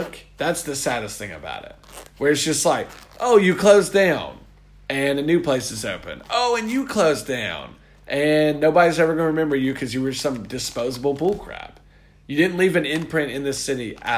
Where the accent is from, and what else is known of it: United States; born or raised there; moved away